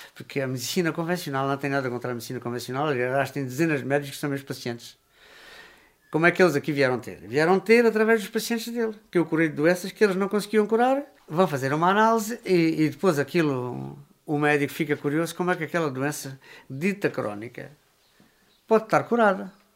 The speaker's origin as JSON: {"language": "Portuguese", "town": "São Pedro do Corval", "region": "Alentejo", "country": "Portugal", "tie": "born or raised there", "said": "nascido e criado aqui em São Pedro do Corval"}